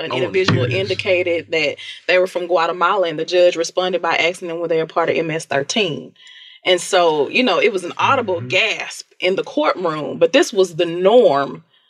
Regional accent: Houston, Texas, United States; I'm from South Park, and I say it all the time, very proud of where I came from.

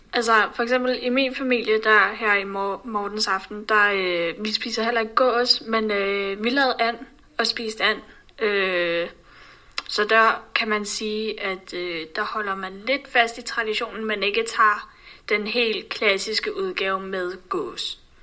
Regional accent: Denmark; vi som danskere

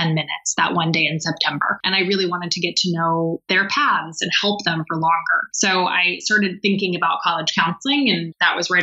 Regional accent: Bay Area, California, United States; I grew up in the Bay Area and have gone to the same school all my life

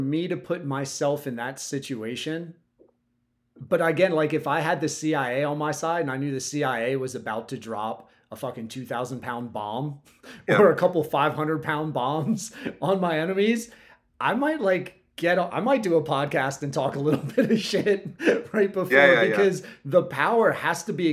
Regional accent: United States; I have as an American

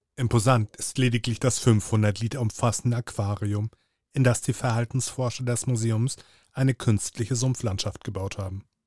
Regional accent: Hamburg, Germany; als Hamburger Jung, als, als geborener Hamburger, als gebürtiger Hamburger

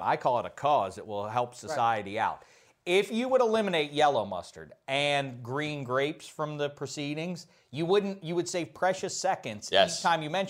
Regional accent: Pittsburgh, Pennsylvania, United States; I was growing up in Pittsburgh, PA

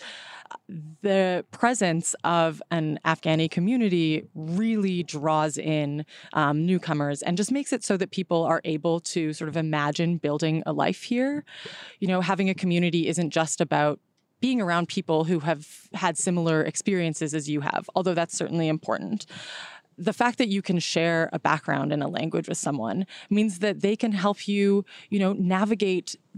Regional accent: Canada; moved away as an adult; now in California, United States; I am a Canadian expat who sort of relocated to California almost 4 years ago

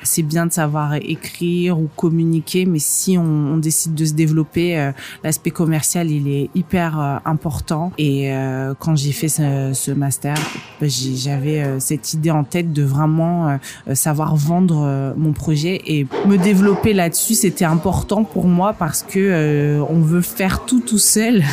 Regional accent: northern France, France; also born or lived in Moscow, Russia / England; now in Île-de-France, France; je suis née à Moscou, par exemple. Euh, j'ai grandi dans le nord de la France.

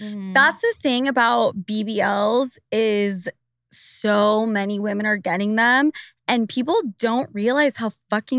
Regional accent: Utah, United States; moved away; we're both coming from Utah

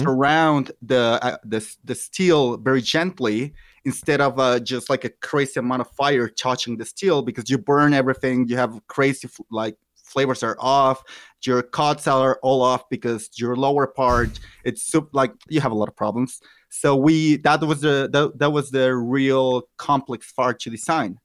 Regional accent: Mexico City, Mexico; also born or lived in Michoacán; I'm from Mexico. I was born in Michoacan, but have lived almost all my life in Mexico City.

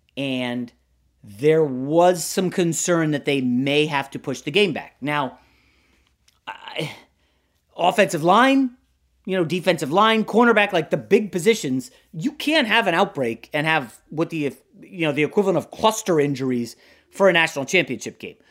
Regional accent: Virginia, United States; now in Los Angeles, United States; a young guy growing up in Virginia

